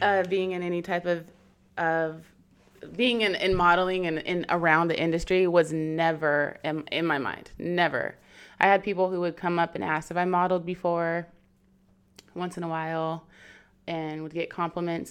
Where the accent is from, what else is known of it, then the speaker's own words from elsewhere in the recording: Seattle, Washington, United States; moved away as an adult; now in San Diego, United States; born here, then I was pretty much raised in Seattle, Washington, or outside of Seattle, Washington.